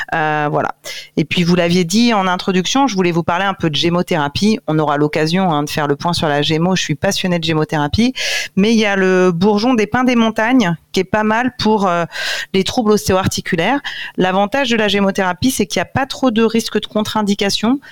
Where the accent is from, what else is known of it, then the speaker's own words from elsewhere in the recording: Corsica, France; en tant que corse